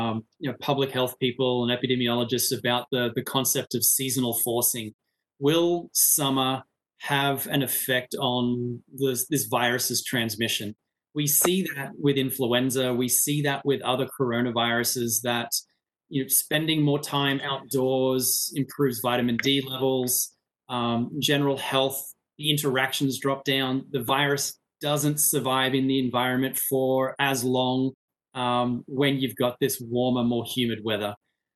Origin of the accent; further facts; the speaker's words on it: Australia; now in United States; my home country, Australia